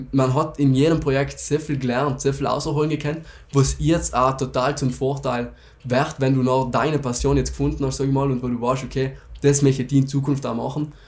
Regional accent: South Tyrol, Trentino-Alto Adige, Italy; bei uns in Südtirol

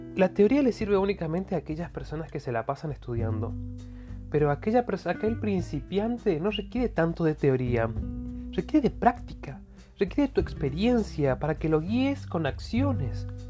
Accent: Argentina; Yo soy de Argentina

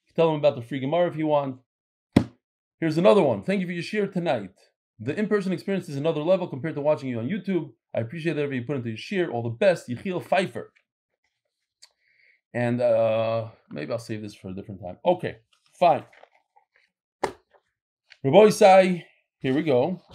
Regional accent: Brooklyn, New York, United States; I grew up in Brooklyn and have been davening next to Hasidim and shopping with them at the supermarket for years.

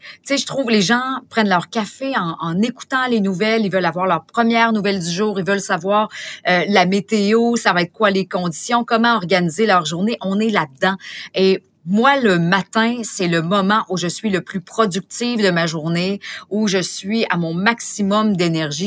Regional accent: Beauce, Quebec, Canada; je suis native de la Beauce

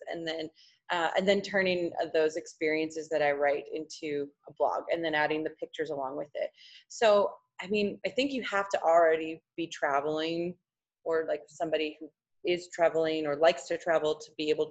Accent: Saskatchewan, Canada; I grew up in Saskatchewan

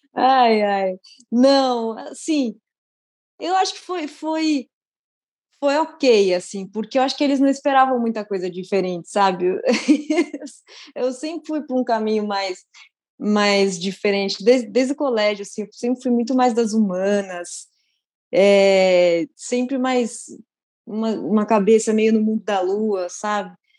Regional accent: São Paulo, Brazil; Eu sou de São Paulo, mas eu cresci, todas as minhas férias foram no interior.

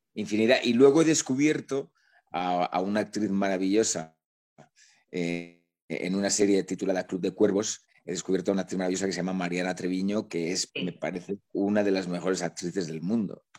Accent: La Rioja, Spain; moved away as an adult; now in Madrid, Spain; no soy de aquí, nací en, el norte de España, ¿Sí? en, La Rioja

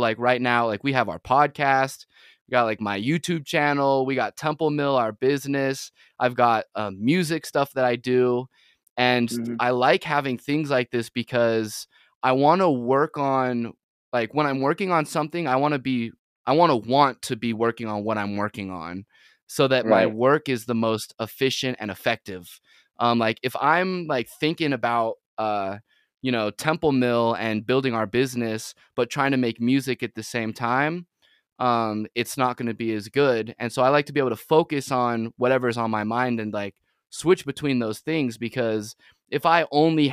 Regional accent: Utah Valley, United States; also born or lived in San Diego, California; growing up in Utah Valley specifically

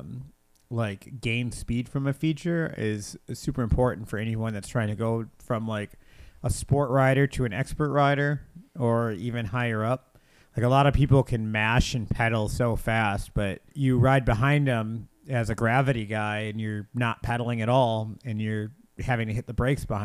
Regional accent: Grand Rapids, Michigan, United States; we are from the Grand Rapids area, all of us

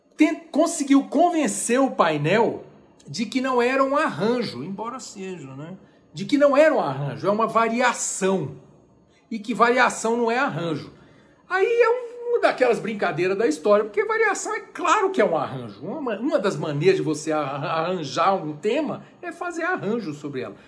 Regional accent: Brazil; nós que somos brasileiros

